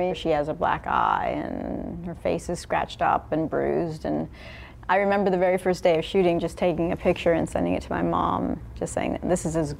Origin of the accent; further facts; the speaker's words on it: Los Angeles, California, United States; I grew up in Hollywood